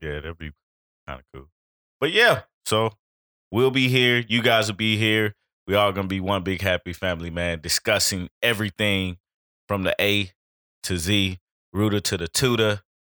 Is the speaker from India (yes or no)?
no; Chattanooga, Tennessee, United States; now in Atlanta, United States; I am from Chattanooga, Tennessee